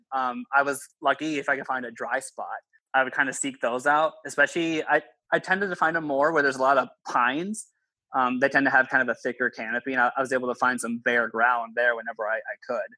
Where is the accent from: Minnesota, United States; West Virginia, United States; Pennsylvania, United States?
Minnesota, United States; I'm even from Minnesota